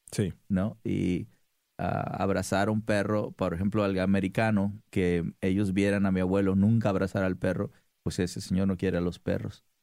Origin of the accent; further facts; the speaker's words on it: Mazatlán, Sinaloa, Mexico; moved away as an adult; also born or lived in Culiacán, Sinaloa; now in Los Angeles, United States; de Mazatlán. Nací en Culiacán. Ajá. Sí, y me crié en un rancho que se llama Hispalino, Sinaloa.